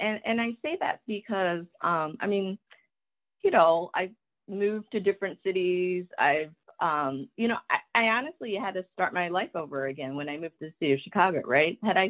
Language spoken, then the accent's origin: English; Taiwan; born there; when I tell people I was born in Taiwan, they're like, oh, well, you don't have an accent. I'm like, well, of course, I didn't learn English from my parents.